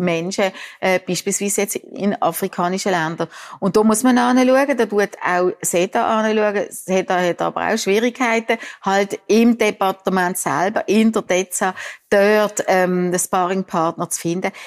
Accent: Biel-Benken, Basel-Landschaft, Switzerland; accent: Basler Dialekt; Ich komme aus Bilbengen, das ist Basel noch. Von dem her auch ja. mein ausgeprägter Basler Dialekt.

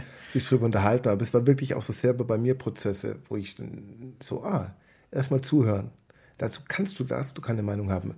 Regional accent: Southern Germany, Germany; bei uns im Süden

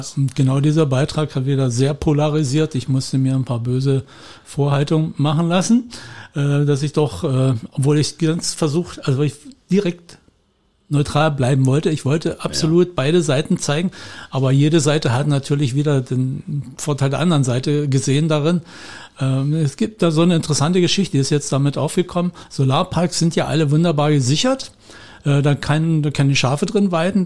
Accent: Upper Lusatia, Saxony, Germany; now in Spreewald, Germany; da, wo ich aufgewachsen bin, in der Oberlausitz

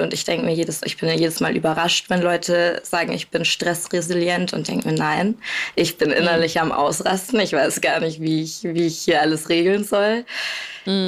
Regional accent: Bavaria, Germany; now in Cologne, Germany; meine Mama wohnt zu Hause in Bayern, wo ich herkomme, und ich wohne in Köln mittlerweile

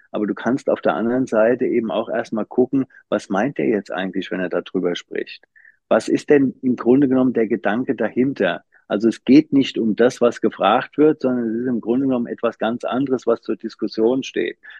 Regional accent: Wiesbaden, Hesse, Germany; also born or lived in Frankfurt am Main / Schönfeld near Dresden / Leipzig / Darmstadt; ich bin in Frankfurt Frankfurt am Main geboren, da die äh, erste Klasse noch mitgenommen. Dann sind wir zwischen Frankfurt und Wiesbaden gezogen

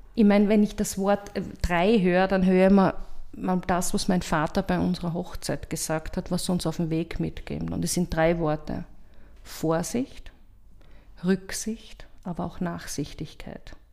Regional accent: Graz, Styria, Austria; Ich bin in Gösting aufgewachsen

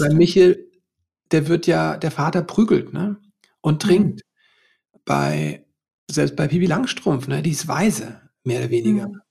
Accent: West Germany, Germany; ich bin ja auch in Westdeutschland hier groß geworden

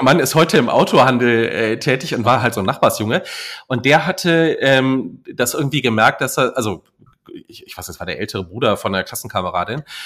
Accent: Saarland, Germany; moved away; also born or lived in North Rhine-Westphalia; ich bin im Saarland aufgewachsen und äh, dann sind wir nach Nordrhein-Westfalen umgezogen

